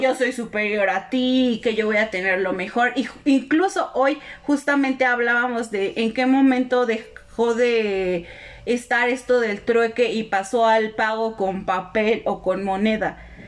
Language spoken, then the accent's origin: Spanish; Mexico; los mexicanos somos como los cangrejos